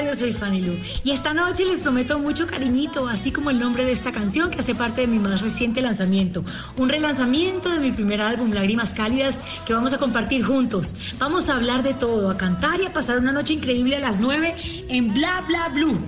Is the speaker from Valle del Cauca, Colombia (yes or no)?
yes; Cali, Valle del Cauca, Colombia; Yo soy caleña